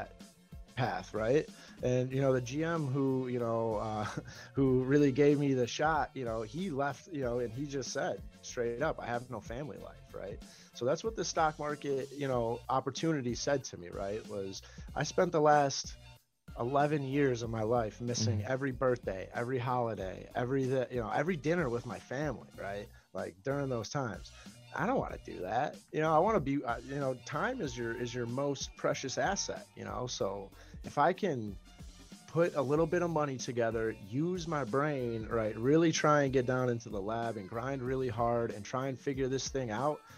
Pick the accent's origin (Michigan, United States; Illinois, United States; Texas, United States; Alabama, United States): Illinois, United States; Chicagoland area; Midwest, right? Right, Chicagoland area